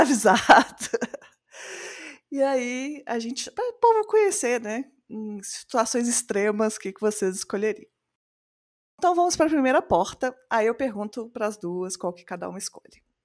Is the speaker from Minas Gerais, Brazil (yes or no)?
yes; Belo Horizonte, Minas Gerais, Brazil